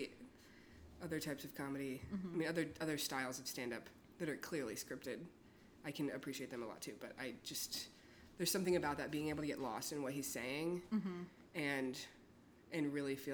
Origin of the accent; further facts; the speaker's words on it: Austin, Texas, United States; I'm from here. I'm from Austin.